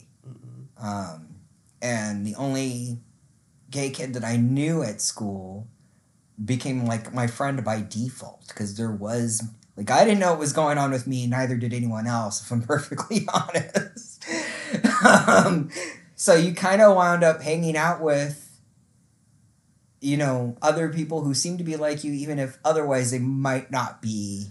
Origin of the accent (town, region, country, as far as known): Mississippi, United States; born or raised there; also born or lived in Fort Wayne, Indiana